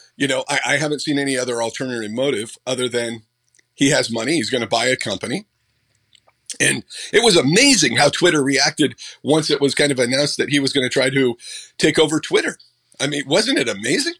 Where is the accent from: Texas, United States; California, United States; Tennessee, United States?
California, United States; Butte County; moved away; I grew up in Butte County, so it was kind of cool to go back kind of home.